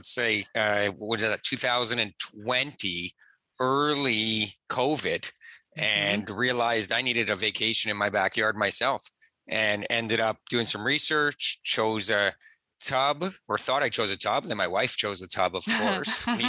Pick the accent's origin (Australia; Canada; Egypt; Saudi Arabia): Canada; Toronto, Ontario; Yeah, I'm born and raised in Toronto. And like most Canadians, grew up learning to skate young